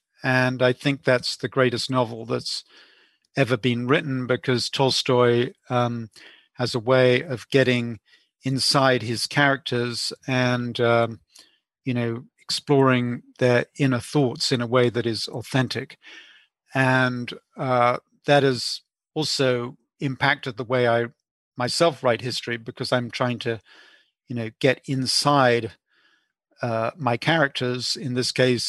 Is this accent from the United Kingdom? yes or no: yes; England, United Kingdom; Also, growing up in England, I went to the proms, and I remember going to the last night of the proms, which is a great English tradition